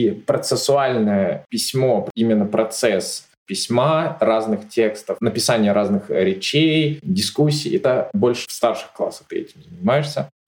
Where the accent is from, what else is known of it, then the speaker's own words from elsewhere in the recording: southern Sweden, Sweden; accent: southern Swedish dialect; У нас учителя могут говорить на своем диалекте. У меня южный шведский диалект. Он немного по произношению чем-то схож э, даже с датским